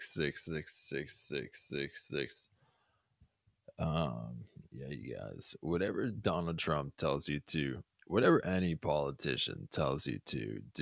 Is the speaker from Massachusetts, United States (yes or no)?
yes; Boston, Massachusetts, United States; I grew up in Boston